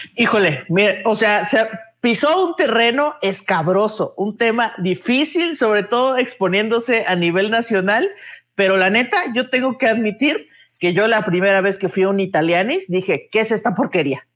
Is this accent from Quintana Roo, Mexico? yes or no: no; Mexico City, Mexico; los chilangos nos apoderamos de los tacos de canasta